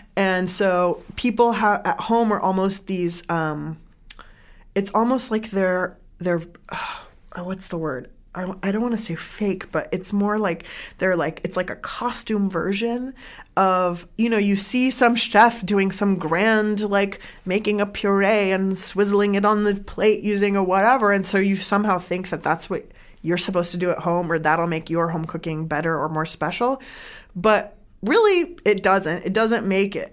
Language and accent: English; San Diego, California, United States; moved away as an adult; also born or lived in Iran (family) / Bay Area; I grew up in San Diego